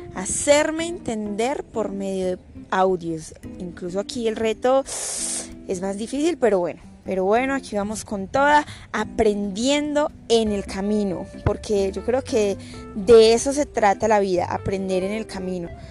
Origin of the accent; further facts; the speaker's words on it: Colombia; soy de Colombia